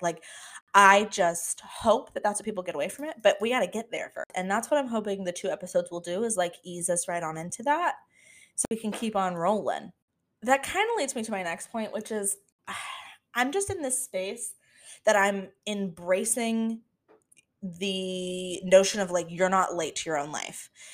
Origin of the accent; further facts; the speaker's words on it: Florida, United States; moved away as an adult; now in Washington, D.C., United States; I was born and raised in Florida, but we don't claim it